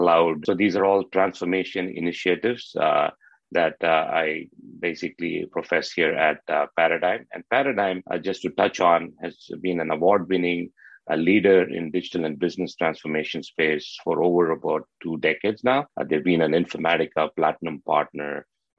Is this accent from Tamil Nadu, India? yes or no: yes; Chennai, Tamil Nadu, India; moved away as an adult; now in North America; I hail from Chennai, India, right? So I have humble roots and beginnings